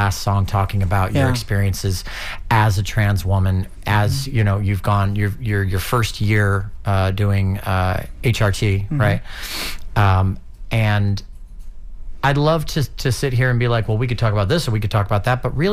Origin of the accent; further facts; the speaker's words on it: St. Petersburg, Florida, United States; I'm from St. Pete